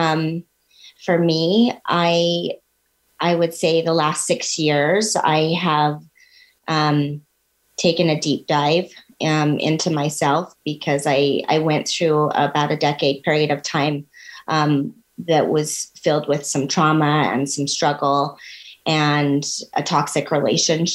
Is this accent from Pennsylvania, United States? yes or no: no; Ogden, Utah, United States; I'm born and raised in Ogden, Utah